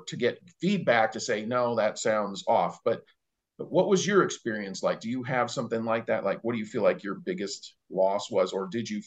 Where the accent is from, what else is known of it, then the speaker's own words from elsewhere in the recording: Chicago, Illinois, United States; moved away as an adult; now in Montana, United States; I was born and raised in Chicago. And so my all my hospitalizations took place there before I moved out here to Montana